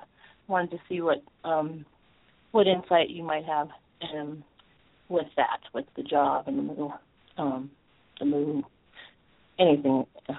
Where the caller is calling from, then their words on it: California, United States; calling from California.